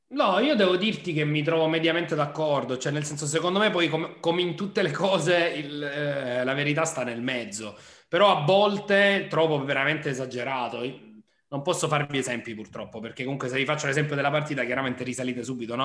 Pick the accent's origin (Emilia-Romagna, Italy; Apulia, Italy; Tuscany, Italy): Apulia, Italy; Nardò; io sono nato a Nardò e sono neretino